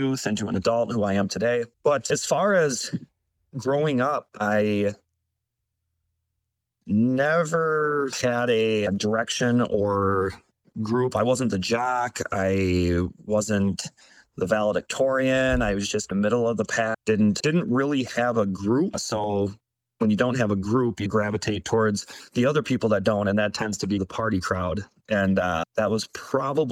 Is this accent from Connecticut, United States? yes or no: no; Baraboo, Wisconsin, United States; Born and raised in Baraboo. One of those people that never really left home